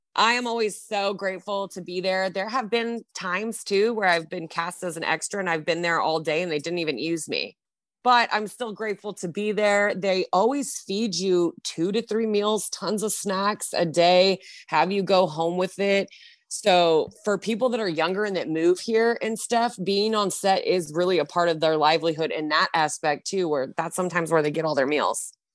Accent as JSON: {"language": "English", "town": "Long Beach", "region": "California", "country": "United States", "tie": "born or raised there", "said": "I am a SoCal native. I'm from Long Beach"}